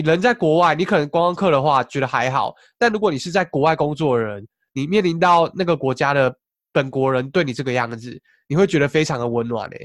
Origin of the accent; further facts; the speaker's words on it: Taiwan; moved away as an adult; 虽然说台湾是我故乡，但我有时候也是，像我这几，最近几次回去